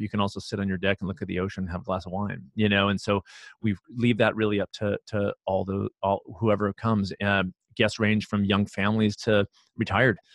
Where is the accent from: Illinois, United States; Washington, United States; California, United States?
California, United States; Los Angeles; also born or lived in San Diego / Houston; I grew up in Los Angeles and, and, um, for m, a lot of my life, and then San Diego and Houston